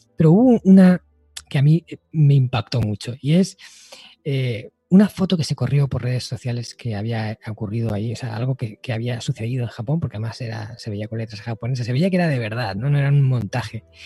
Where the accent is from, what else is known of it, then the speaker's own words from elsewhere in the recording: Spain; aquí en mi país, ¿no? En España